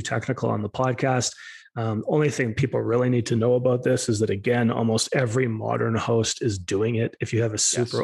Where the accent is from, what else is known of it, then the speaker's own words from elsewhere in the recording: Alberta, Canada; I'm from Alberta